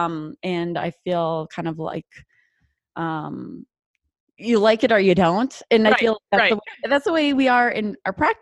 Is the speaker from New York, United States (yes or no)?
no; North Dakota, United States; accent: North Dakota; My North Dakota accent comes out